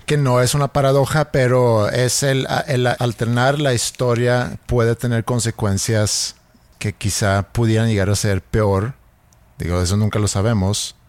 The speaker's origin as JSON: {"language": "Spanish", "country": "Sweden", "tie": "born or raised there", "moved": "yes", "said": "yo creciendo en Suecia"}